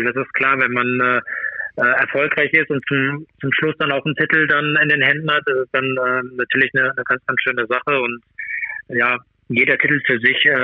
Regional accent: Germany; ich bin Deutscher und von daher bin ich natürlich auch Deutschland auch zugewandt.

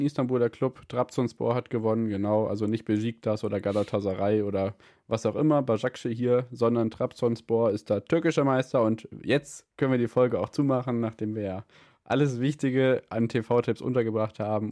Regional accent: Hesse, Germany; bei uns in Hessen

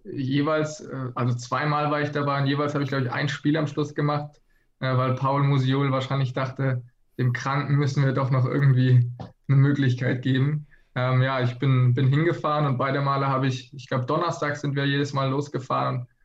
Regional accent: Baden-Württemberg, Germany; moved away as an adult; now in Flensburg, Germany; Genau, wir kommen ursprünglich aus, aus der Nähe von Freiburg

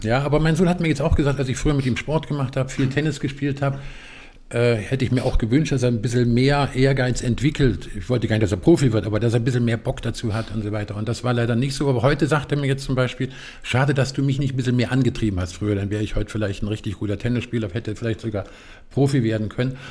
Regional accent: Eifel, Germany; Ich bin in der Eifel groß geworden

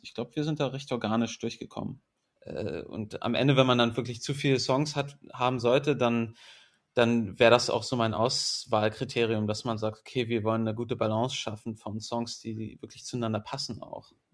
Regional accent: Berlin, Germany; born or raised there; also born or lived in England

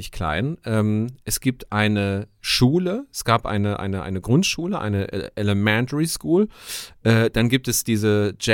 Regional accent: Cologne, North Rhine-Westphalia, Germany; also born or lived in Aachen / Elsdorf; ich bin äh, eine Kölsche. Und dann wird es auch direkt so spezifisch. Ich bin aus Ihrefeld.

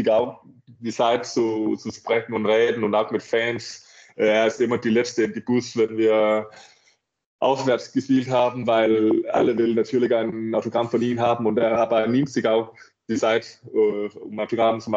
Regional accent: Denmark; German is a second language; mein, mein Freund aus Dänemark auch nicht so weit weg ist. Ich glaube, mein, so, mein Heimat ist eineinhalb Stunden weg von, von Flensburg.

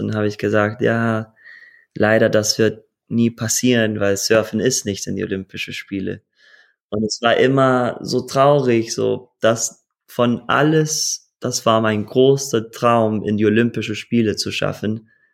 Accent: Costa Rica; German is a second language; also born or lived in Hawaii; ich bin geboren auf Hawaii, aufgewachsen in Costa Rica

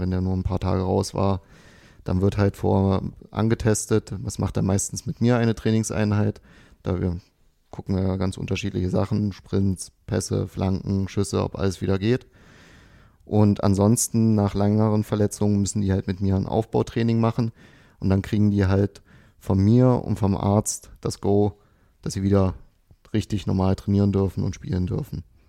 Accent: Dessau, Saxony-Anhalt, Germany; moved away

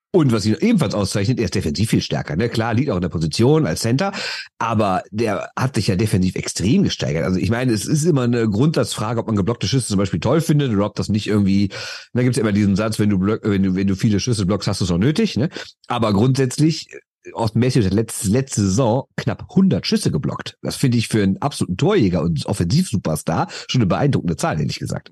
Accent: Düsseldorf, North Rhine-Westphalia, Germany; Ich bin aus Düsseldorf

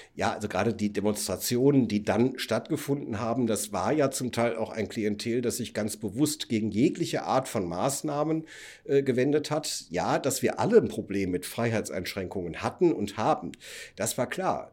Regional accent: Cologne, North Rhine-Westphalia, Germany; ich komme aus Köln

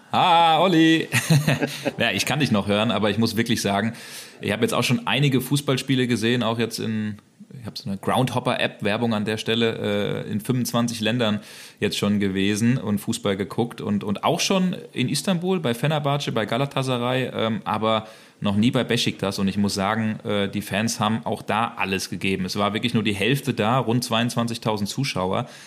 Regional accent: Hesse, Germany; moved away as an adult; also born or lived in Hamburg / Berlin; now in Dortmund, Germany; ich bin ein gebürtiger Hesse

